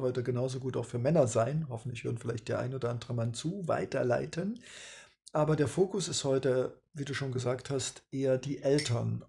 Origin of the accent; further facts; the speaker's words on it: East Germany, Germany; Ich komme aus dem Osten